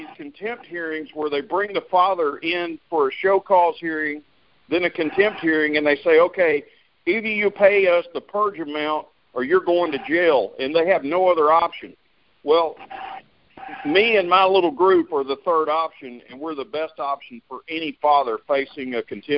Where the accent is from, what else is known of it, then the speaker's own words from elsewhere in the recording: Atlanta, Georgia, United States; I'm from Atlanta, Georgia